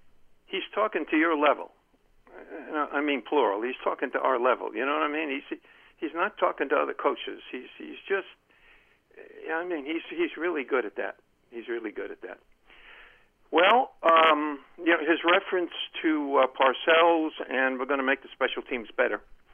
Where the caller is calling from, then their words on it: Columbia, Maryland, United States; Hey, Len from Columbia, Maryland.